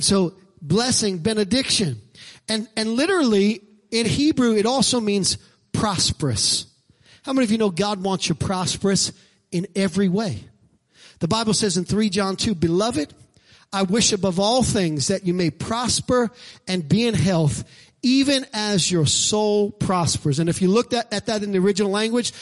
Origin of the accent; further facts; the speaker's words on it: New York City, New York, United States; I'm from Brooklyn